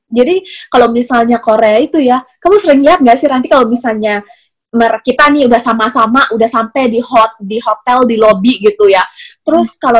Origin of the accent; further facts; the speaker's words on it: Indonesia; karena kita orang Indo kali ya jadi lebih berasa kalau misalnya ngomongin kayak tentang cerita-cerita kayak gini